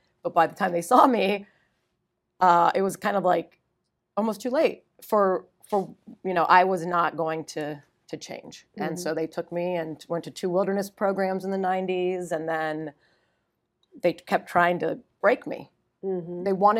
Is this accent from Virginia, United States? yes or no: no; Ohio, United States; Well, I'm from Northeast Ohio, but my family was in Miami